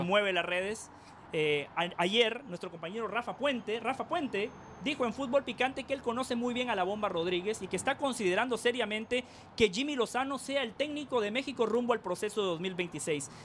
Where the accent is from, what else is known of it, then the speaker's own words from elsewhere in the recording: Guatemala; yo no soy lo suficientemente guatemalteco